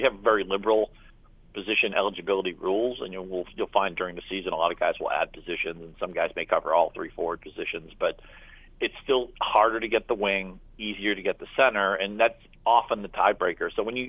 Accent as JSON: {"language": "English", "region": "New England", "country": "United States", "tie": "born or raised there", "said": "I grew up in New England, Boston Bruin fan."}